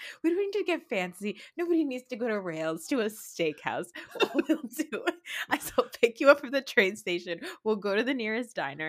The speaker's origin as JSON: {"language": "English", "region": "New Jersey", "country": "United States", "said": "I'm from New Jersey."}